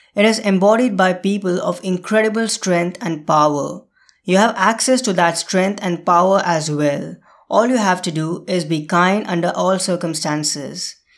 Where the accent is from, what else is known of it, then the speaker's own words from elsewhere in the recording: India; moved away; India, my home country